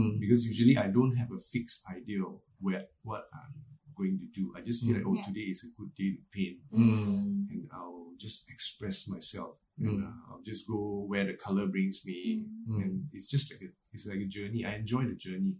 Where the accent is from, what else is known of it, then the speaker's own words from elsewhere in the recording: Malaysia; moved away as an adult; now in Singapore; growing up in Malaysia, because my childhood till my teens, I was in like Malaysia until when I was like a young adult, then I moved to Singapore.